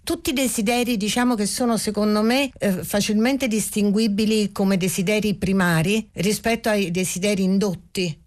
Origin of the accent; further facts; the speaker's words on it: Naples, Campania, Italy; now in Rome, Italy; io sono solo nata a Napoli ma vivo da moltissimi anni a Roma